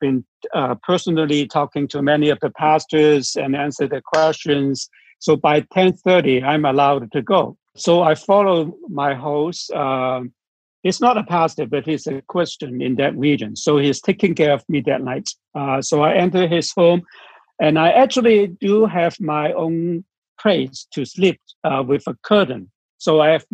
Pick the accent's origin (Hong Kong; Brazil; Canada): Hong Kong; I'm from Hong Kong